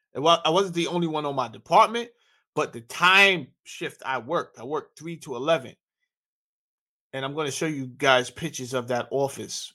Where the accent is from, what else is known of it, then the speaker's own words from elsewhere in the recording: New York, United States; I grew up in New York